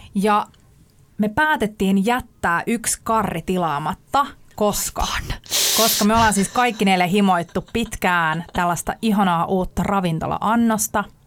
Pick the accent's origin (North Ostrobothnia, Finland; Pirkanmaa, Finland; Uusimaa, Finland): Uusimaa, Finland; Sipoo; asuin lapsuuteni Sipoossa metsän keskellä yksin